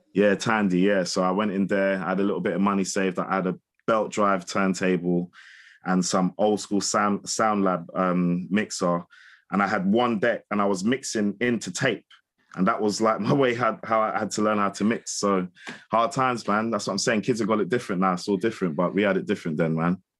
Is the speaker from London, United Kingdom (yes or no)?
yes; London, United Kingdom; moved away as an adult; also born or lived in Windsor; I'm from Hammersmith, and I grew up on, like, like Isofem